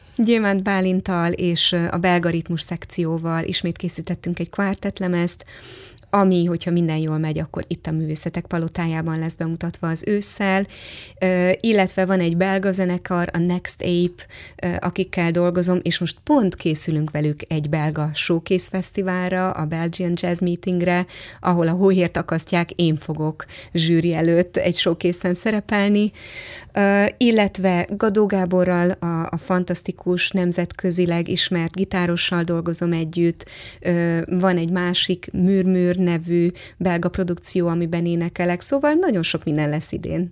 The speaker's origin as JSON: {"language": "Hungarian", "country": "Hungary", "tie": "born or raised there", "said": "én is Bartók és Kodály országában nőttem föl"}